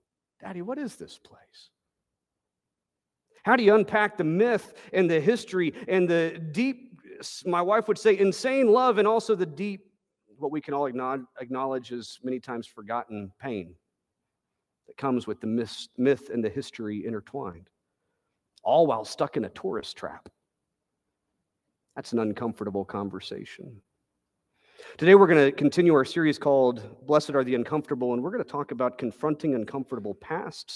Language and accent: English; Texas, United States